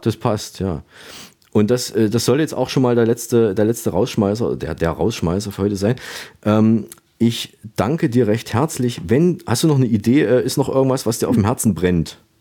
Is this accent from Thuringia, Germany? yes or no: yes; Saalfeld, Thuringia, Germany; moved away; nach Saalfeld in meine Heimatstadt